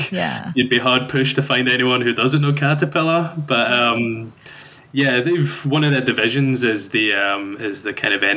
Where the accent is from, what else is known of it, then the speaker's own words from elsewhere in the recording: Glasgow, Scotland, United Kingdom; moved away as an adult; now in Texas, United States; I'm from and then grew up in Glasgow in Scotland